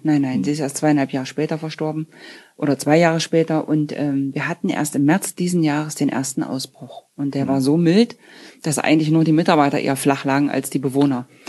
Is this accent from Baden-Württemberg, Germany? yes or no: no; Wieskau, Saxony-Anhalt, Germany; also born or lived in Dessau; now in Gröbzig, Germany; Wiesgau ist ja mein Geburtsort zwar nicht, aber habe ich mein ganzes Leben gelebt